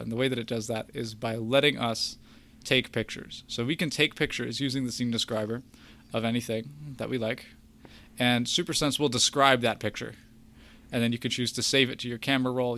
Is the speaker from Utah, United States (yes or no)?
no; Kentucky, United States; I'm from Kentucky